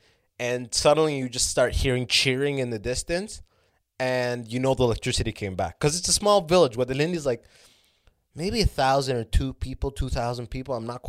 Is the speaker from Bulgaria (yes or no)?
no; Canada; also born or lived in Sudan / Muscat, Oman; like, I was born in Sudan, and I left Sudan when I was 3. Like, you know, obviously with my family, I wasn't, like, the most fucking driven infant. We went to Oman, like, Muscat, Middle East for 3 years, and then moved to Canada when I was 6.